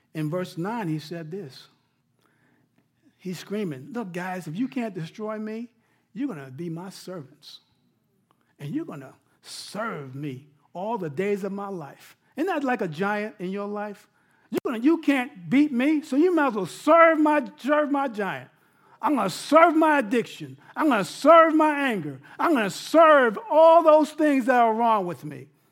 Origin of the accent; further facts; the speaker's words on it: New York, United States; I'm from New York